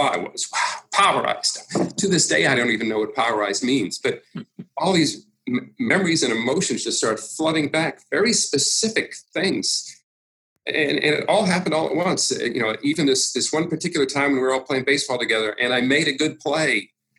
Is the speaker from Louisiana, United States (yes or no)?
no; Massachusetts, United States; growing up in Massachusetts